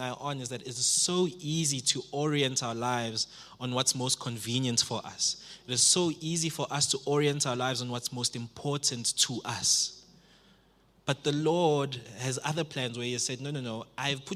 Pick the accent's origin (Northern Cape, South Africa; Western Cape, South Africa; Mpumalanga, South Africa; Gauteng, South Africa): Gauteng, South Africa; Springs; I come from Springs